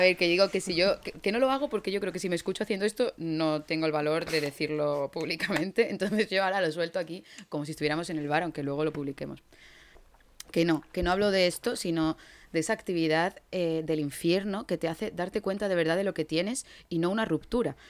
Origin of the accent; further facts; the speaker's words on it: Andalusia, Spain; moved away; siendo ingenieros y andaluces, pues hemos tenido que ser un poco, un poco nómadas